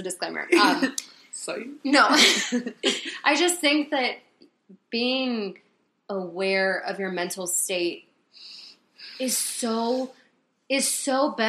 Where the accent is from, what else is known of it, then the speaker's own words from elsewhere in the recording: Concord, North Carolina, United States; also born or lived in Raleigh, North Carolina; I was still in Concord, where we went to high school